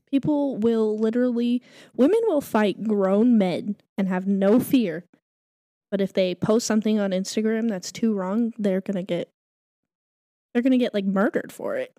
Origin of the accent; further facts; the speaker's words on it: New Mexico, United States; moved away; I'm from New Mexico, like, you know, two hours that way